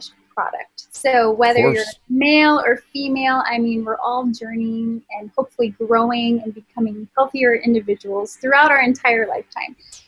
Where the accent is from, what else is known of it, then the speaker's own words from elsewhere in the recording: Minnesota, United States; we're from Minnesota